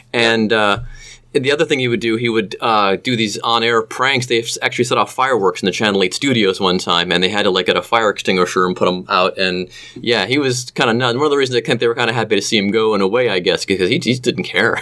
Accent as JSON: {"language": "English", "town": "Cleveland", "region": "Ohio", "country": "United States", "said": "I'm from Cleveland."}